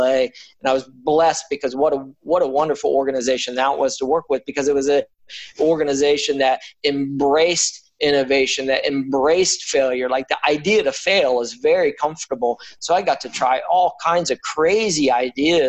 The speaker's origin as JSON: {"language": "English", "town": "Daytona Beach", "region": "Florida", "country": "United States", "tie": "born or raised there", "said": "I grew up in Daytona Beach, Florida, and I was kind of just this beach going kid"}